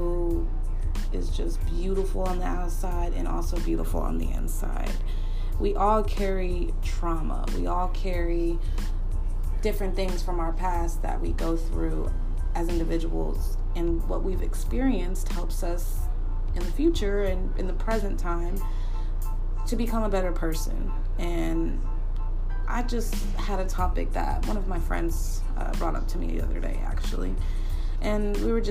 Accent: Dallas, Texas, United States; I'm from Dallas, Texas, and I currently reside in Dallas, Texas

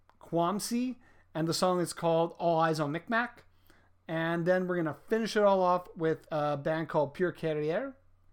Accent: England, United Kingdom; I don't speak French. I am as English as it gets

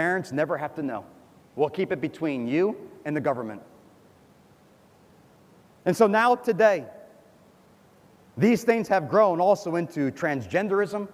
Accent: United States; moved away; I'm from America. I grew up in America. I went to school in America

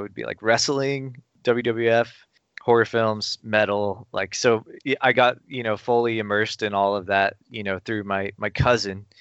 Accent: Burbank, California, United States; I grew up in Burbank, which is kind of a, you know, it's kind of a mecca for film production and stuff

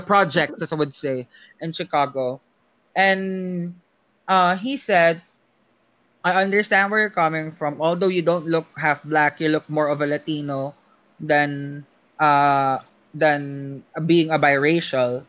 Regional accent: Philippines; moved away as an adult; now in United States; as a Filipino here and, and as an international stud, student here in the US

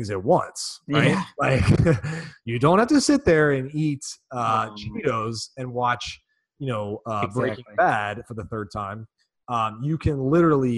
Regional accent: Chicago, Illinois, United States; I'm from Chicago.

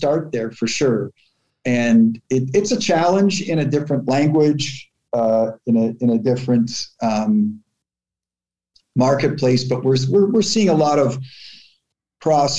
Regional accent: Toronto, Ontario, Canada; Growing up in Canada

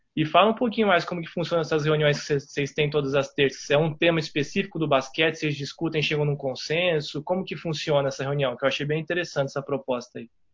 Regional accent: São Paulo, Brazil; now in Belo Horizonte, Brazil; Eu sou de São Paulo

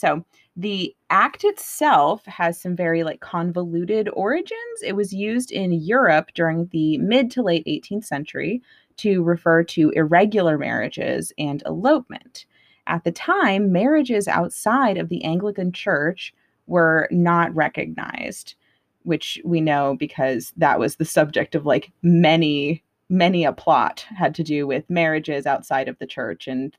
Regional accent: Tucson, Arizona, United States; we just ate a cactus together because we're from Tucson.

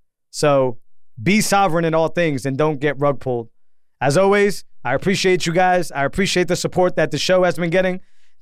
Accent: Massachusetts, United States; I grew up in Massachusetts. I've always never even thought about owning a gun. Why? And I grew up in the projects, right?

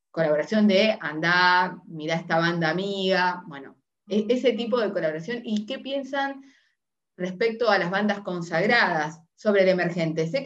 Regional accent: Montevideo, Uruguay; now in Buenos Aires, Argentina; soy montevideana. Y antes me parecía que Montevideo era gigante, o sea, ya somos, la capital, o sea que somos gigantes.

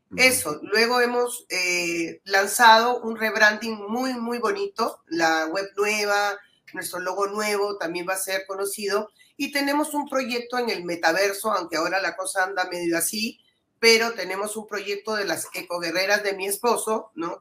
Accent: Piura, Peru; soy piurana y amo mi, tierra

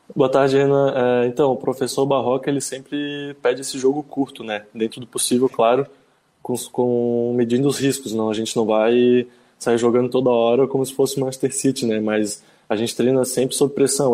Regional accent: Florianópolis, Santa Catarina, Brazil; Sou manezinho da ilha, torcedor havaiano

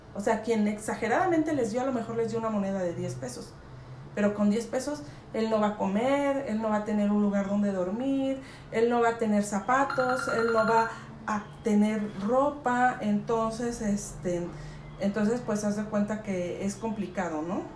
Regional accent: San Juan del Río, Querétaro, Mexico; mi lugar de nacimiento es San Juan del Río, Queretana, soy, soy queretana

